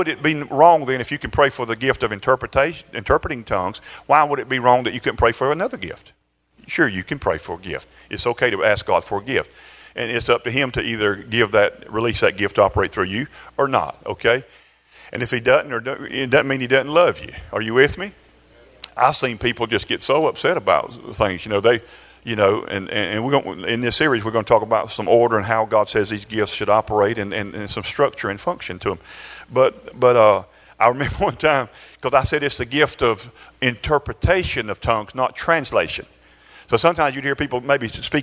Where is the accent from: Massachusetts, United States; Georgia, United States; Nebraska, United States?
Georgia, United States; Valdosta; born or raised there